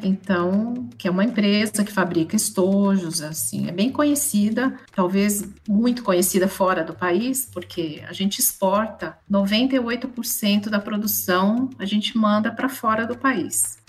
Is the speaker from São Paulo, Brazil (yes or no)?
yes; São Paulo, Brazil; moved away as an adult; now in Bragança Paulista, Brazil; Sou de São Paulo, estudei música em São Paulo